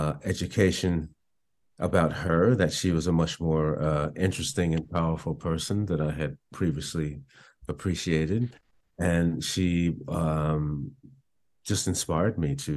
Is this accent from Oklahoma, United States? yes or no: no; Belmar, New Jersey, United States; also born or lived in Asbury Park, New Jersey / Woodstock, New York; now in Hawaii, United States; I grew up in Belmar, New Jersey.